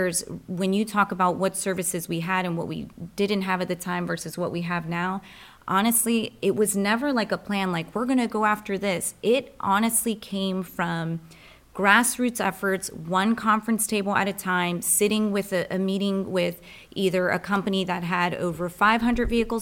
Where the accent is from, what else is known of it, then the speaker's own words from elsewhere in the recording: Rockville, Maryland, United States; now in Anne Arundel County, United States; I'm a transplant from Rockville, really. And so Montgomery County.